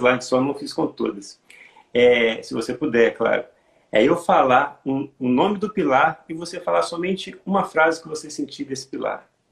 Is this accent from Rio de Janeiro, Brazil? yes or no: no; Santos Dumont, Minas Gerais, Brazil; eu sou de Santos Dumont, Minas Gerais